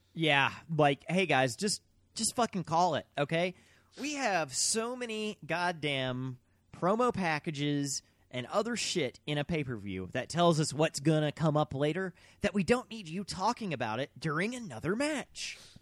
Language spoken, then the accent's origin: English; Mississippi, United States; we're from Mississippi